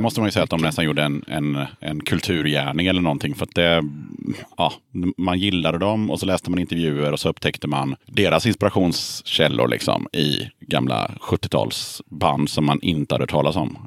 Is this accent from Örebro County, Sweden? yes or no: no; Gothenburg, Västra Götaland, Sweden; Born and raised i Göteborg